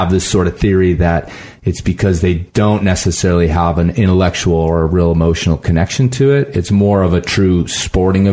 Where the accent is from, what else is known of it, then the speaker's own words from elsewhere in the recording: Midwest, United States; now in Colorado, United States; I grew up in the Midwest